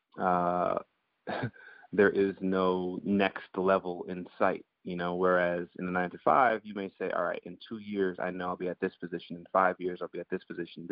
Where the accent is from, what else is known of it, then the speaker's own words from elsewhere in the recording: Guyana; also born or lived in Antigua; now in United States; I was born in the States. I grew up in Guyana before I lived in Antigua for a few years before ultimately coming back to the States